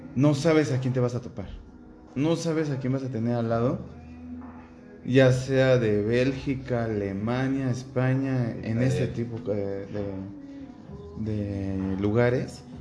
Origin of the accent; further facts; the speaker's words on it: Mexico; pues de México